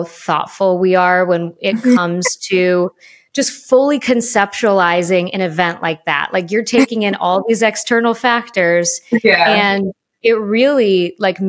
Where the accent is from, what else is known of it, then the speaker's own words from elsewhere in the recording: Chicago, Illinois, United States; also born or lived in Florida; growing up in Chicago because of the weather makes you tough